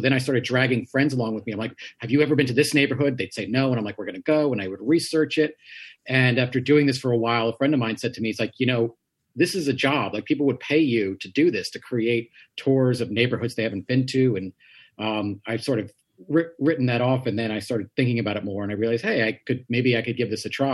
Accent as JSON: {"language": "English", "town": "New York City", "region": "New York", "country": "United States", "tie": "born or raised there", "said": "I grew up in Queens in a neighborhood called Richmond Hill"}